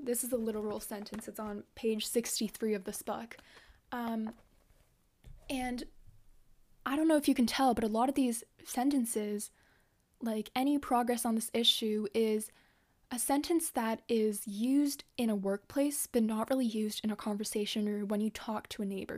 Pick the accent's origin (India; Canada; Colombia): Canada; English is a second language; also born or lived in Japan; I grew up here in Canada, but I've gone to Japanese school